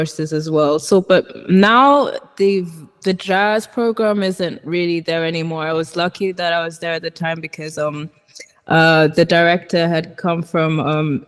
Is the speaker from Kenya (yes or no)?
yes; Nairobi, Kenya; moved away as an adult; now in Florence, Italy; from Nairobi, Kenya